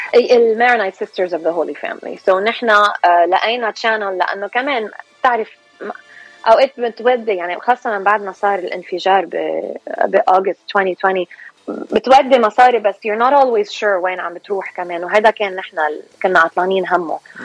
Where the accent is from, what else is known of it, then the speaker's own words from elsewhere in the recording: California, United States; also born or lived in Lebanon; أنا اكشلي خلقانة وربيانة هون سو so, خلقانة بكاليفورنيا وربيانة هون